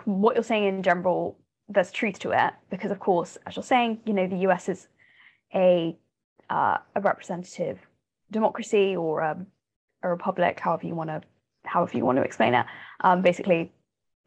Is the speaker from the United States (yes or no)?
no; United Kingdom; I'm a British person